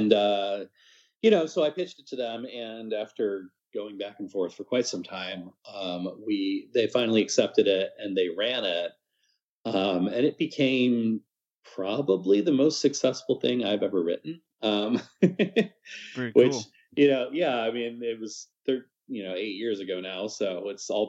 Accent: Lincoln, Nebraska, United States; moved away as an adult; also born or lived in Fall River, Massachusetts / Tulsa, Oklahoma; now in Madison, United States; Raised primarily in Lincoln, Nebraska

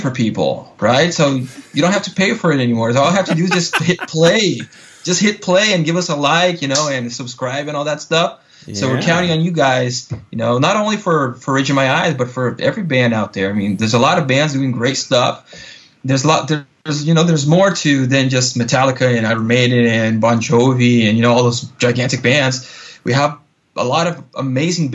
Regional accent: southern Brazil, Brazil; moved away as an adult; now in Los Angeles, United States; my home state is part of Brazil, the culture is closer to, you know, the culture of Uruguay and Argentina

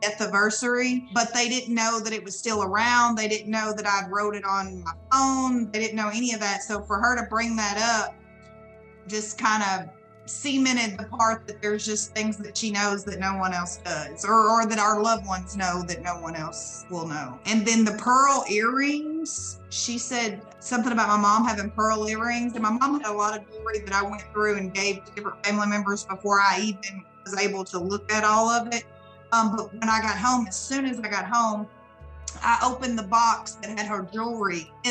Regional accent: Arkansas, United States; I'm from Arkansas

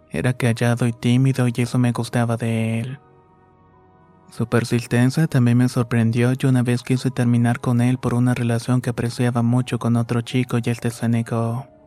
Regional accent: Quito, Pichincha, Ecuador; Soy de Quito, Ecuador y la historia que voy a contar va a empezar un poco distinta a lo normal

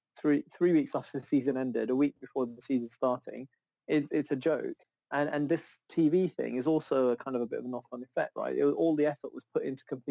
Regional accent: Zambia; now in United Kingdom; I was born in Zambia, go back quite a lot, and I haven't been back in a while

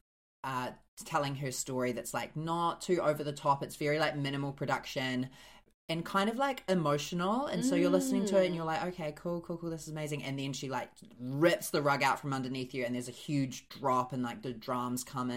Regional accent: New Zealand; We're from New Zealand

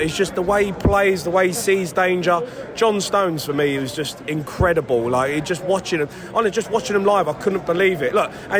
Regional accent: England, United Kingdom; being English

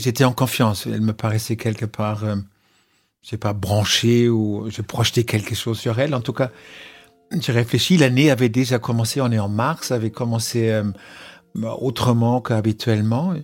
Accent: Germany; je suis allemand

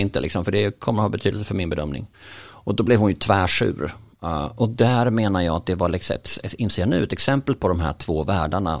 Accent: Bjäre Peninsula, Skåne, Sweden; jag är uppvuxen på Bjärhalvön

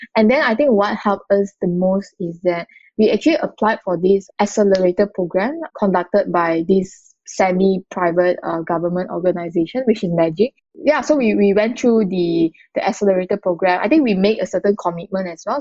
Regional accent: Malacca, Malaysia; moved away as an adult; now in Kuala Lumpur, Malaysia; I grew up in a in, in Malaysia in a very small town called Malacca

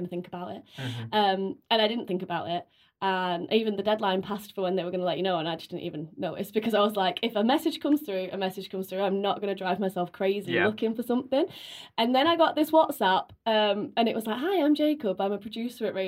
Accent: Bolton, North West England, United Kingdom; I'm from Bolton

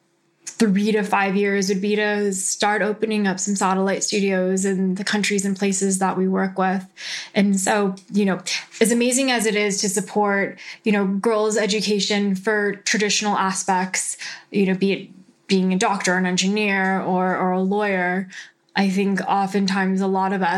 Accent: Southern California, United States; accent: SoCal; my SoCal accent

